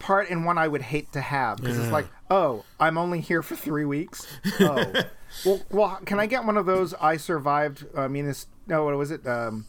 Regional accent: New Zealand; And look, New Zealand, well, yeah, okay, I'm from New Zealand, but happens to have all of the stuff we need.

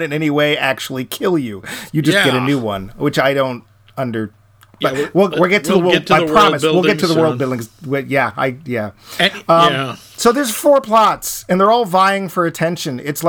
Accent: United States

